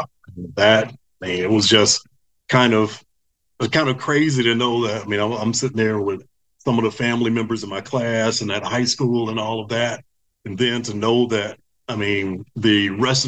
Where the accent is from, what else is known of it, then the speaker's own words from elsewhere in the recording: Dayton, Ohio, United States; moved away; also born or lived in Tennessee / Savannah, Georgia; growing up in Dayton